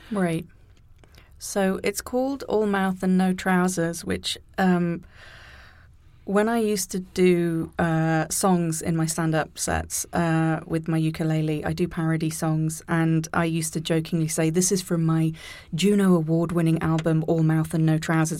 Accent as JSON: {"language": "English", "area": "near Birmingham", "region": "West Midlands", "country": "United Kingdom", "tie": "born or raised there", "also_born_or_lived": "Canada", "moved": "yes", "said": "the biggest city closest to where I grew up"}